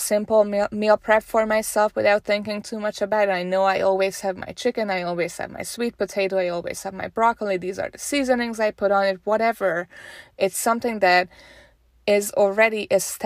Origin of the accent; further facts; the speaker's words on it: Hungary; moved away; I'm originally from Hungary